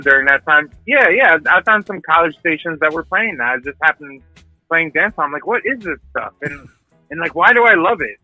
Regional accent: northern New Jersey, United States; also born or lived in Dallas, Texas / Ireland (ancestry); I was born in Dallas, Texas. My my family hails from my you know my ancestors hail from uh, from Ireland, so I'm Irish, mm. Irish American. Mm. Um, I, but I I grew up from four years old in northern New Jersey

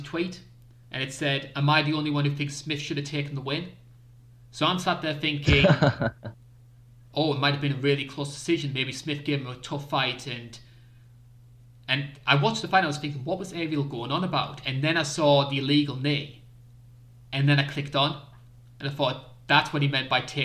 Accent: North East England, United Kingdom; accent: strange British accent from the northeast of England; I am a Brit. It's a strange British accent from the northeast of England.

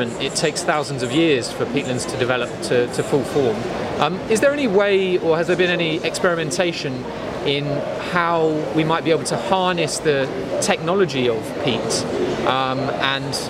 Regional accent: United Kingdom; being a British person

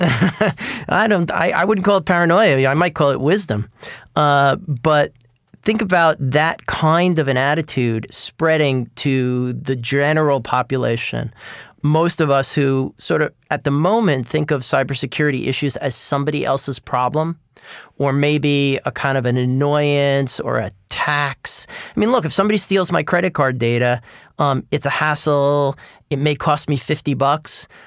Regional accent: New York, United States; I grew up in New York in the nineteen seventies

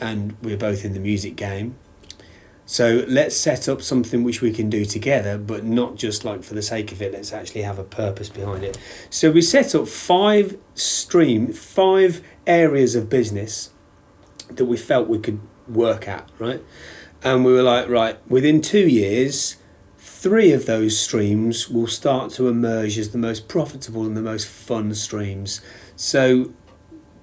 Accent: Halesowen, West Midlands, United Kingdom; I grew up in Hales Owen

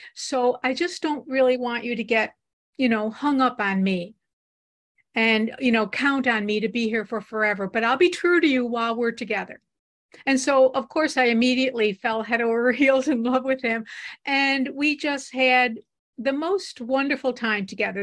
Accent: Buffalo, New York, United States; We grew up in Buffalo, and we both went to the University of Buffalo together

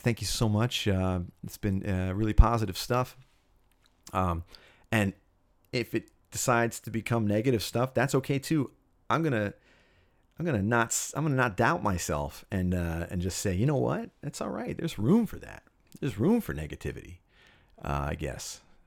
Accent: Cherry Hill, New Jersey, United States; I grew up in Cherry Hill, New Jersey, which is about ten miles east of Philadelphia, Pennsylvania.

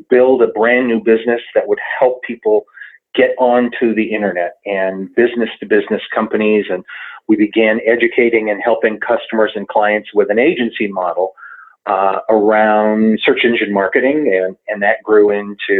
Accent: Southern California, United States; moved away as an adult; also born or lived in Brooklyn, New York; now in Denver, United States; I was born in Brooklyn. I grew up in Southern California

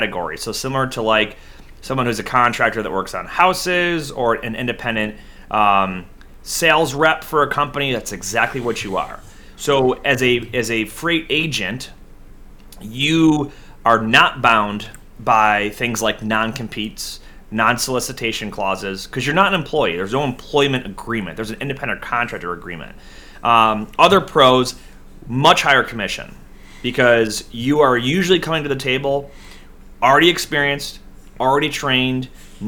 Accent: Buffalo, New York, United States; my hometown Buffalo

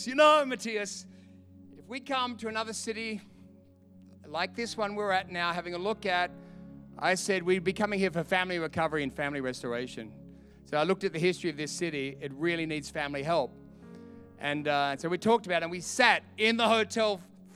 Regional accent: Australia; I'm from Australia

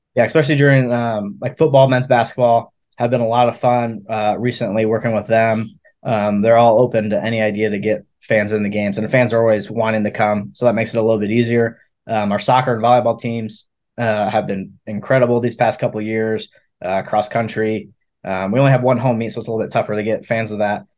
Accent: Cedar Rapids, Iowa, United States; moved away as an adult; now in Maryville, Missouri, United States; I'm from Cedar Rapids, Iowa

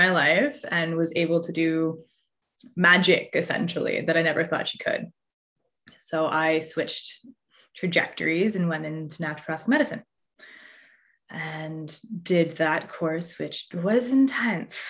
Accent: Newmarket, Ontario, Canada; I grew up in Newmarket, Ontario

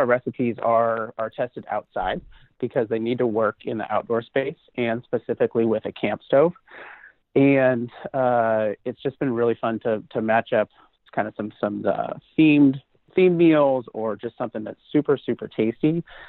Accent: Pacific Northwest, United States; Yeah, I'm from the Pacific Northwest.

